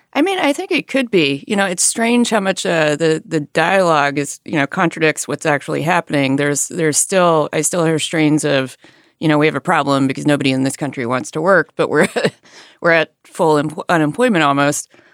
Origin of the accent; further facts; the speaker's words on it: Alabama, United States; moved away; I grew up in a rural area in Alabama